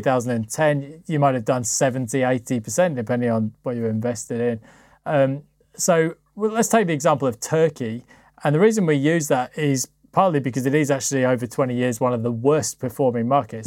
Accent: United Kingdom; for me as a Brit

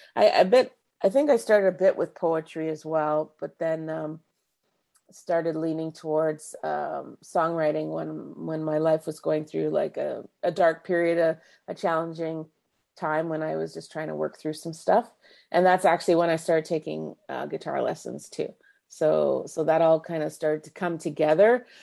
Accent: Markham, Ontario, Canada; also born or lived in Scarborough, Canada; now in Uxbridge, Canada; I grew up in Markham, born at Scarborough General. Um, spent most of my, you know, adolescent years in Markham.

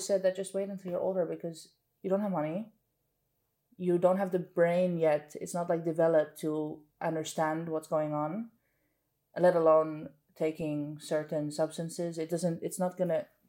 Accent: Amsterdam, North Holland, Netherlands; also born or lived in Marbella, Spain; growing up in Amsterdam, the city center

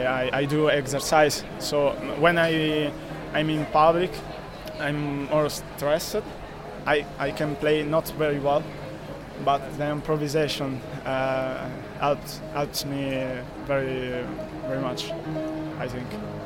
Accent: Italy; English is a second language; I'm from Italy. I started playing the piano when I was 9 years old.

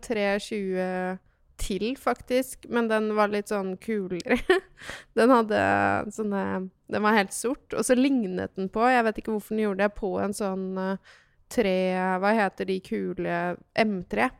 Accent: Vestfold, Norway; also born or lived in Lier; jeg vokste opp i Vestfold, kan jeg si, da. Mm. Men jeg er egentlig født i Lier

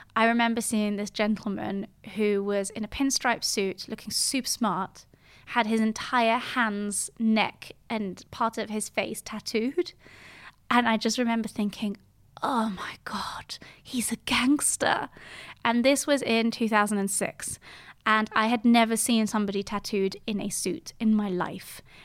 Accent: Geneva, Switzerland; first language French and English; moved away as an adult; now in London, United Kingdom; I was born in Geneva in nineteen eighty-eight

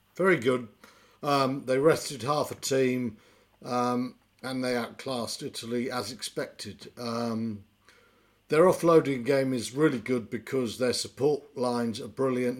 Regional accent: England, United Kingdom; I'm English and I play for England

